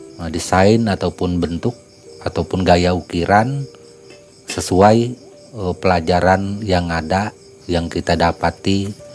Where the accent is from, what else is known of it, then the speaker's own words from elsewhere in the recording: West Kutai Regency, East Kalimantan, Indonesia; kampung saya di daerah Kabupaten Kutai Barat, Kalimantan Timur, tepatnya di Desa Lempuna.